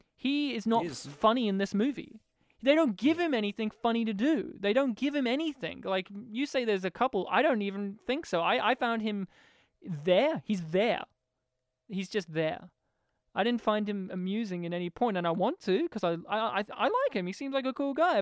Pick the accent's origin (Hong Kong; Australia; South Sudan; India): Australia; I'm an Australian